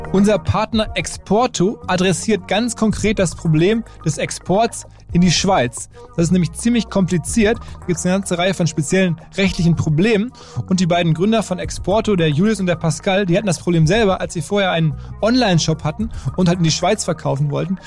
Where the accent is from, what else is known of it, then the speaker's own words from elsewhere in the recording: Ruhr area, North Rhine-Westphalia, Germany; Zwei Ruhrpott-Gewächse treffen sich in Hamburg. Eines davon bin ich